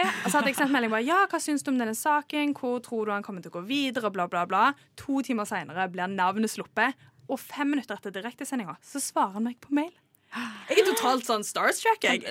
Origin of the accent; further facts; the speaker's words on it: Trondheim, Trøndelag, Norway; now in Oslo, Norway; Kvinnelig fra Trondheim.